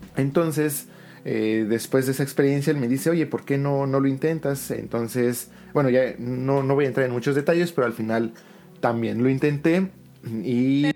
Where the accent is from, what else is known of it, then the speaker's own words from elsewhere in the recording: Mexico City, Mexico; moved away as an adult; also born or lived in Celaya / Nagoya / Osaka / Kyoto; now in Fukuoka, Japan; yo soy de la Ciudad de México, pero pues, me tengo que ir a vivir a este al Bajío por este trabajo